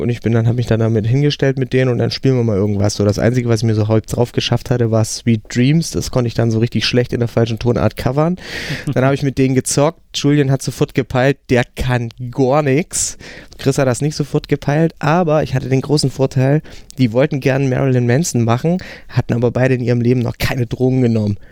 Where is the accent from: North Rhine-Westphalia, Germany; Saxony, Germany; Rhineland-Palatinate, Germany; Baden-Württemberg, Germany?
Saxony, Germany; a village beyond Bautzen, between Poland and the Czech Republic; moved away; also born or lived in Hamburg; da ich aus dem hinterletzten Kaff komme, also wirklich so, wo sich Fuchs und Hase guten Nacht sagen zwischen Polen und Tschechien, äh, hinter Bautzen